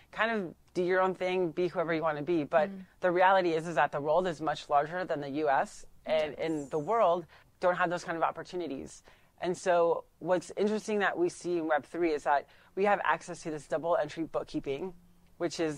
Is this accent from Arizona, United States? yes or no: yes; Scottsdale, Arizona, United States; I grew up in Scottsdale